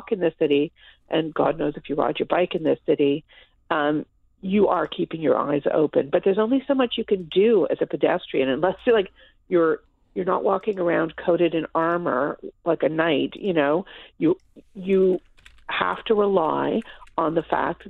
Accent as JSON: {"language": "English", "town": "Toronto", "region": "Ontario", "country": "Canada", "tie": "born or raised there", "said": "I was born and raised in Toronto. I grew up here."}